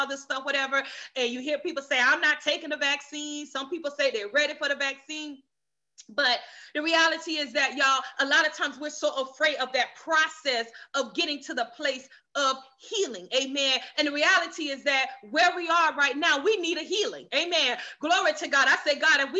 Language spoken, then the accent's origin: English; the South, United States; I was raised in the South